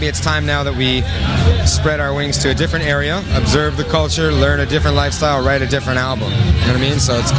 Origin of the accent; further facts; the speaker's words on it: East Coast, United States; now in New York, United States; We're all 30 years old, and we grew up on the East Coast